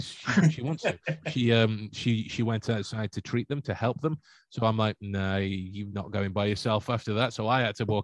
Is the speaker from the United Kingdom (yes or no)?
yes; Stoke-on-Trent, West Midlands, United Kingdom; I'm from Stoke